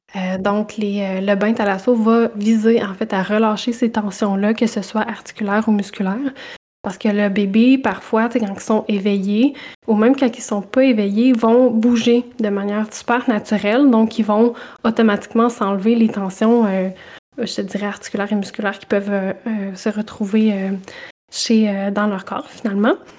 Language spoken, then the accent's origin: French; Saint-Boniface, Quebec, Canada; je suis une petite bonifacienne, donc je viens de Saint-Boniface en Mauricie